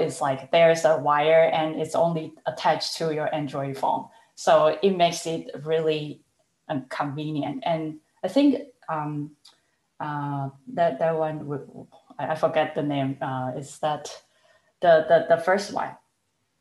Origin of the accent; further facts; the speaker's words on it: Taiwan; moved away; I was born and raised in Taiwan